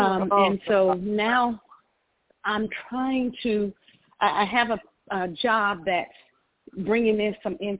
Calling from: Georgia, United States; I'm calling from Georgia.

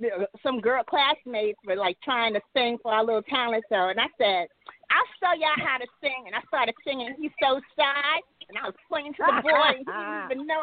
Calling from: New York City, New York, United States; I'm calling from Manhattan.

